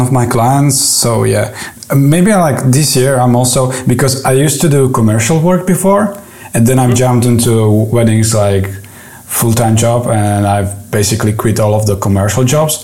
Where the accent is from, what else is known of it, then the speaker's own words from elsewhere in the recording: Czechia; also born or lived in Prague; now in Czech Republic; I'm from Czech Republic